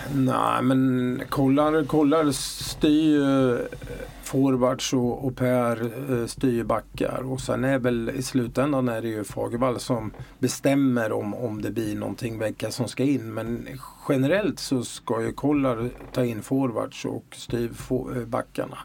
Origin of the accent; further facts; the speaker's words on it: Örebro, Örebro County, Sweden; accent: Örebro dialect; moved away as an adult; now in Malmö, Sweden; jag tror folk hör att jag är från Örebro. Eh, ändå har jag liksom bott eh, nästan hela mitt vuxna liv i Malmö, men eh, dialekten släpper jag tydligen inte.